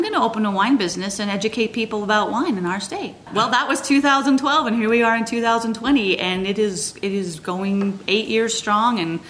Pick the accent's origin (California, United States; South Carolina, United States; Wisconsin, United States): California, United States; Big Bear; moved away as an adult; also born or lived in Hollywood, California / Santa Cruz, California; now in Utah, United States; I was raised in Big Bear in the mountains above LA.